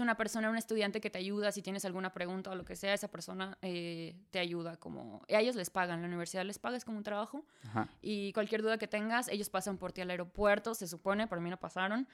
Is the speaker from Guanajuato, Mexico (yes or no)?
yes; Celaya, Guanajuato, Mexico; first language Spanish; moved away as an adult; also born or lived in Dortmund, Germany; now in Hamburg, Germany; Soy de Celaya. Vivo en Hamburgo, en Alemania, desde hace 6, 7 años.